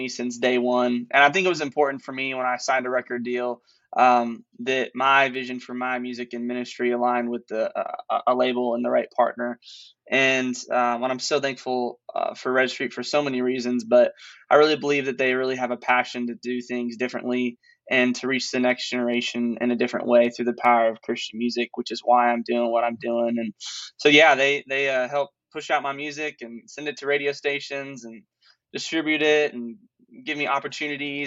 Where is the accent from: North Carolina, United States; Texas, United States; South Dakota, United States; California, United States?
South Dakota, United States; Sioux Falls; moved away as an adult; also born or lived in Joplin, Missouri; now in Franklin, United States; I was born in Joplin, Missouri, and I moved to Sioux Falls, South Dakota when I was 9 years old